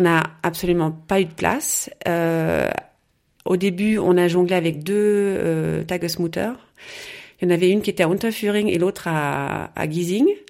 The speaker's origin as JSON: {"language": "French", "town": "Rouen", "region": "Normandy", "country": "France", "tie": "born or raised there", "also_born_or_lived": "Passau, Germany / Chiari, Italy", "moved": "as an adult", "lives_now": "Munich, Germany", "said": "je suis née à Rouen. voilà, donc j'ai fait mes études, j'ai fait mes études à Rouen"}